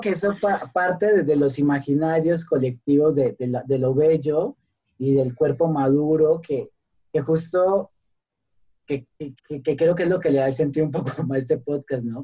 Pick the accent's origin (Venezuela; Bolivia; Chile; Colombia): Colombia; moved away as an adult; now in Mexico; soy colombiano